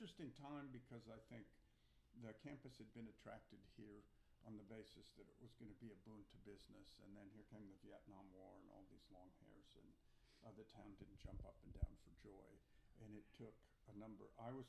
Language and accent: English; Vallejo, California, United States; now in Santa Cruz, United States; I grew up in Vallejo.